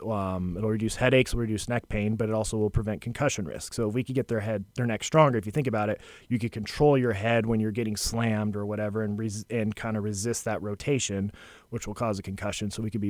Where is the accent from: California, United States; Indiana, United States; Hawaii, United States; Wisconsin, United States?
California, United States; moved away as an adult; now in Seabrook, United States; I'm from California, so I just escaped.